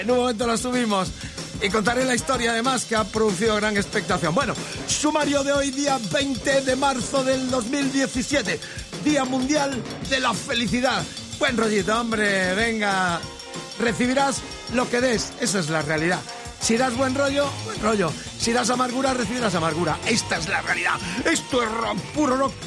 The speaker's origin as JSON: {"language": "Spanish", "country": "Spain"}